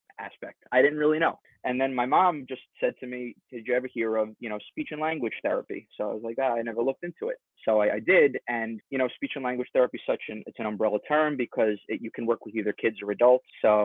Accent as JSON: {"language": "English", "town": "West Islip", "region": "New York", "country": "United States", "tie": "born or raised there", "said": "Grew up and currently still live in the town of West Islip, New York."}